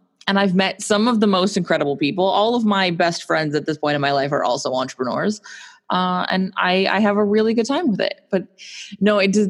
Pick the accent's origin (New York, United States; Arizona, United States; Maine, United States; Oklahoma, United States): Arizona, United States; Phoenix; now in Southern California, United States; I grew up in Phoenix, Arizona, which is quite hot.